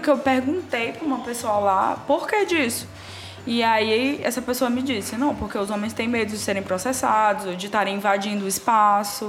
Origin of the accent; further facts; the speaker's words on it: Brazil; eu sou brasileira